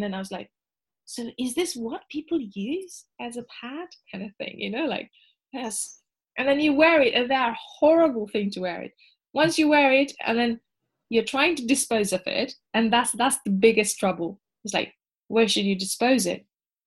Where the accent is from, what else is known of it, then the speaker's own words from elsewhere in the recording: Nepal; moved away as an adult; now in United Kingdom; I grew up in Nepal up until like 8 years ago